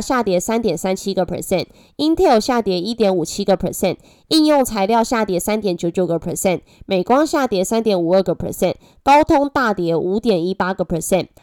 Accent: Taiwan; accent: Taiwanese Mandarin; 我是台湾国语界最正的

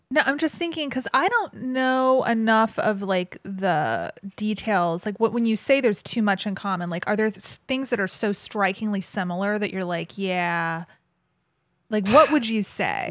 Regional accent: Georgia, United States; I grew up in Georgia and the Bible Belt

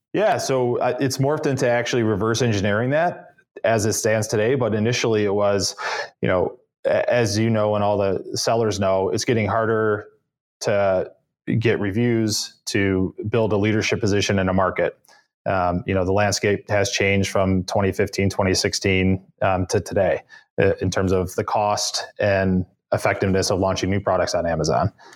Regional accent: Cleveland, Ohio, United States; moved away as an adult; also born or lived in upstate New York; now in Boston, United States; Cleveland, Ohio, born and raised.

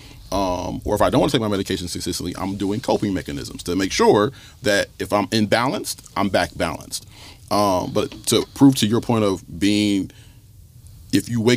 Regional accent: Toledo, Ohio, United States; I grew up in the North End for 22 years of my life. Stickney and Woodward was where my mom raised me.

